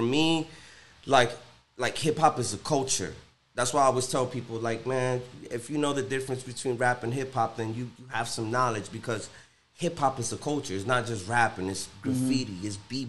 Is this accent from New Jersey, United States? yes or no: yes; New Jersey, United States; also born or lived in Cincinnati; now in Miami, United States; Growing up in New Jersey